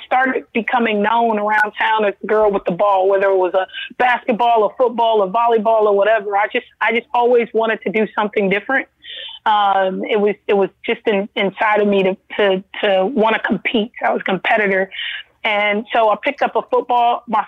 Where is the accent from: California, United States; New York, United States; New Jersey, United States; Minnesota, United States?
California, United States; Los Angeles; born or raised there